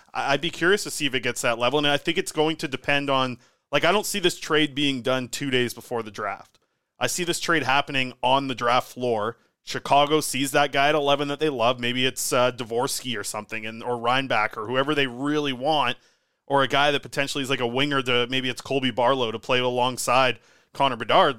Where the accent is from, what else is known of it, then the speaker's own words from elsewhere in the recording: Nanaimo, British Columbia, Canada; my hometown, Nanaimo